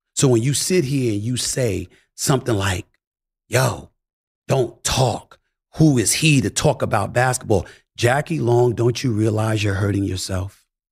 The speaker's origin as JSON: {"language": "English", "town": "New York City", "region": "New York", "country": "United States", "tie": "born or raised there", "said": "I grew up in Hollins, Queens"}